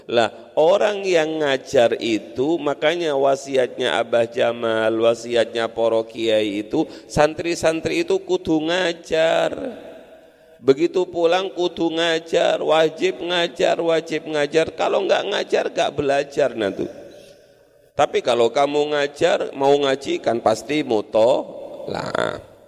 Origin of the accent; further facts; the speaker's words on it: East Java, Indonesia; apa kumprung itu saya orang Madura